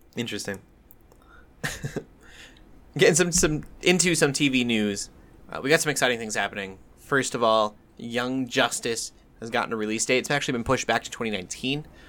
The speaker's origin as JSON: {"language": "English", "region": "Colorado", "country": "United States", "also_born_or_lived": "South Dakota", "moved": "yes", "said": "I'm from Colorado. But I'm also from South Dakota a little bit, and that ranch town life"}